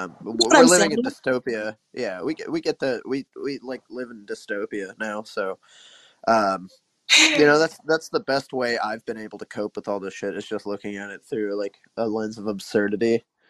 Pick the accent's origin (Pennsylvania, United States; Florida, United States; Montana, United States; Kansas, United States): Kansas, United States; now in Missouri, United States; in Missouri, and I'm from Kansas.